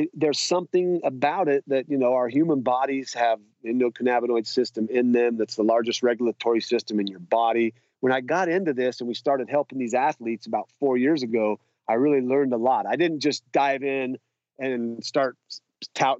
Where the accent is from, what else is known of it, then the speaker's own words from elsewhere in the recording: Idaho, United States; I grew up in Idaho with some pretty, you know, open-minded parents and family